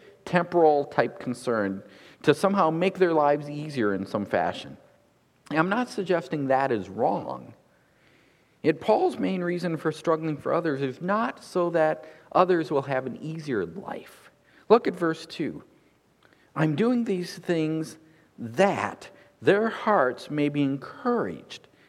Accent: United States; growing up in America

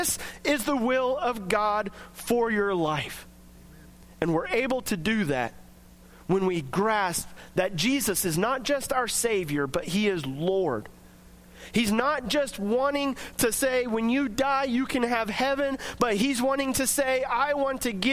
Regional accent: United States; as American Christians

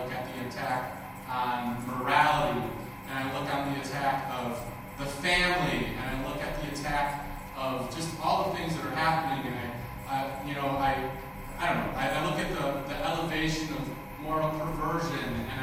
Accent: Minnesota, United States; I grew up in Minnesota

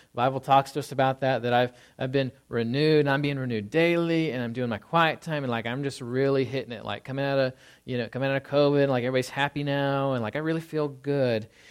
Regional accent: Tornado Alley, Texas, United States; moved away; I grew up in Tornado Alley, and so if you don't know what that is, it's really about an eight hundred mile stretch in the south

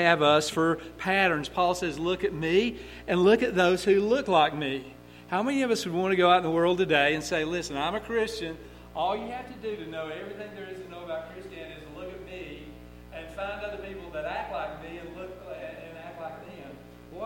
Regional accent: United States; we're from the United States, we're from America

